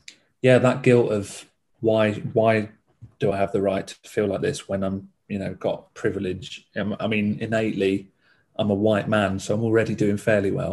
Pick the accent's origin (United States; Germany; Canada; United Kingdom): United Kingdom; Essex, East of England; moved away; my family are from Essex. I'm from Essex. So I'm 200 miles away from all my family.